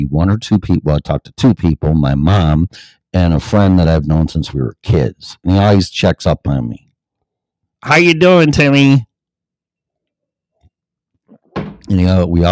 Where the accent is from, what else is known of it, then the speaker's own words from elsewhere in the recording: Illinois, United States; moved away as an adult; also born or lived in Chicago, Illinois; I have a deep, long history in Illinois because I was born there